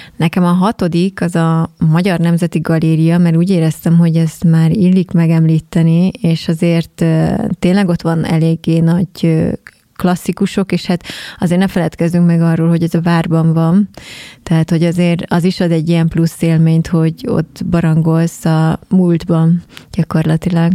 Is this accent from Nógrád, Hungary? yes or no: no; Keszthely, Zala, Hungary; mi is keszthelyiek vagyunk